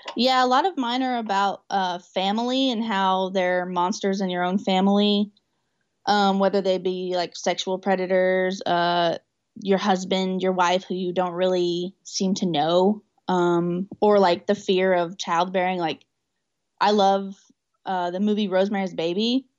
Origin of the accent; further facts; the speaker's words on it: Newcastle, Oklahoma, United States; I'm in Newcastle, Oklahoma, which is my hometown.